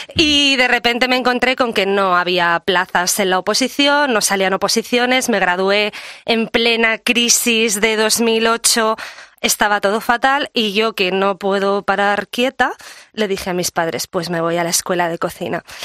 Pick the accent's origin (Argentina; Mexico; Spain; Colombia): Spain; Menorca, Balearic Islands; mi tierra, que es Menorca